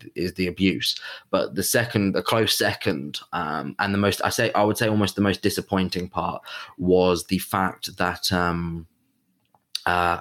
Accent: England, United Kingdom; I'm half Italian, have a very or had at least a very close link to my Italian family, very identified as an Italian, even though I was brought up in England, lived in England

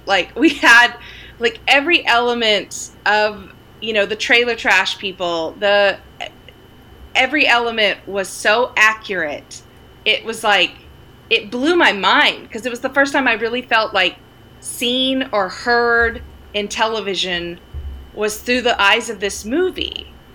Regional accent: Sterling, Oklahoma, United States; now in Los Angeles, United States; I grew up in Sterling, Oklahoma, mm-hmm. population 600.

